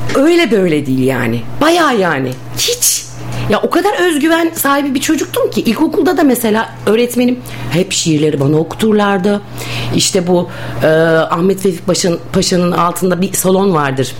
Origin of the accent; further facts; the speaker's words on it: Bursa, Turkey; Ben e, Bursalıyım. Bursa doğumluyum.